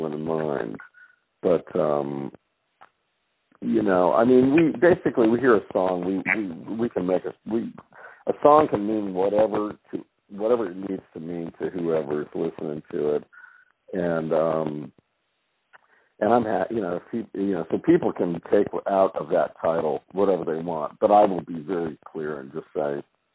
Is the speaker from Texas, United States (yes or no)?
no; Rhode Island, United States; moved away; also born or lived in the South (US); growing up in Rhode Island. You know, I've lived in the South for 35 years, but I realized, man, you grew up in this place.